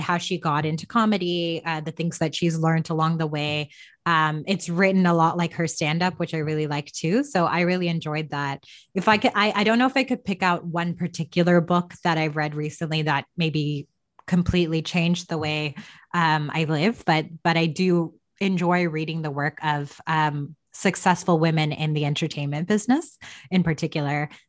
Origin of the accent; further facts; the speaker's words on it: Toronto, Ontario, Canada; also born or lived in Chennai, India; I was born and raised here in Canada